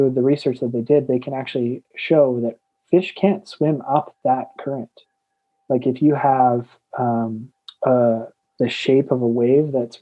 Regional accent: Okotoks, Alberta, Canada; I'm from Okotoks, so it's just south of Calgary

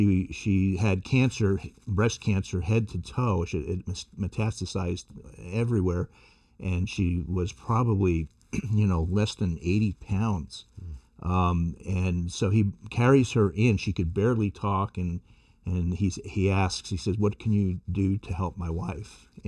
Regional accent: New York City, New York, United States; Well, I was born in New York City in the Bronx and to a Sicilian-Italian family. My family was actually in the seafood and wholesale business. So we had, several fish markets in the Bronx.

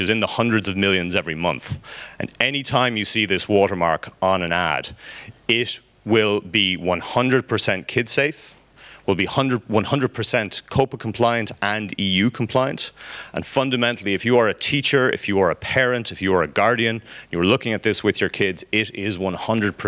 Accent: Ireland; I'm Irish

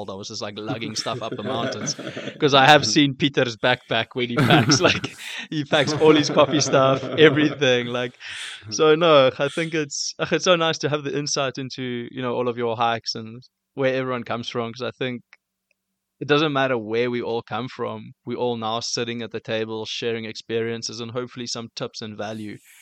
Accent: Cape Town, Western Cape, South Africa; also born or lived in Port Alfred; now in Johannesburg, South Africa; as a Cape Townian growing up

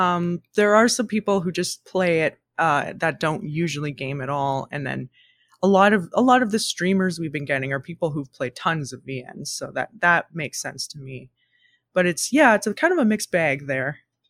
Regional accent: Ontario, Canada; it's definitely a kind of an amalgamation of all of our experiences growing up in Ontario.

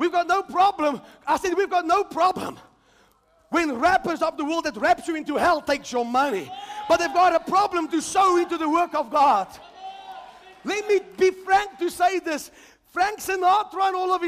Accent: South Africa; I'm a South African.

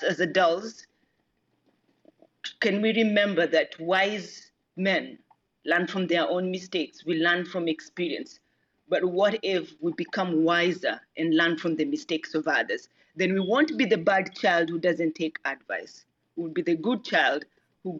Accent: Kenya; now in San Diego, United States; I'm originally from Kenya. I live in San Diego now

